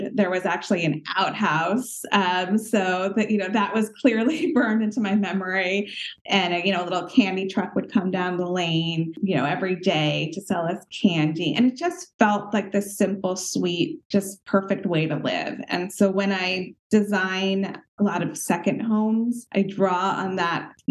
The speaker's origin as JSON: {"language": "English", "town": "Westport", "region": "Connecticut", "country": "United States", "tie": "born or raised there", "said": "I grew up in Westport, Connecticut, in a home that my parents designed and built from scratch when I was three"}